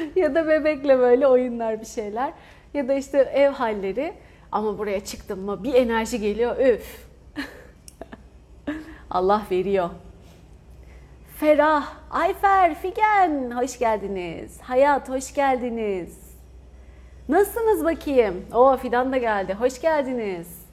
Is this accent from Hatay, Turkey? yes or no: yes; Hatay, Turkey; born or raised there